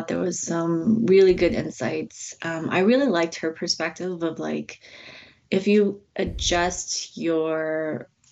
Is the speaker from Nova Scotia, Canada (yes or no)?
no; Toronto, Ontario, Canada; also born or lived in China; I was born in China. I moved to Toronto when I was about 5, but yeah, it's my main home.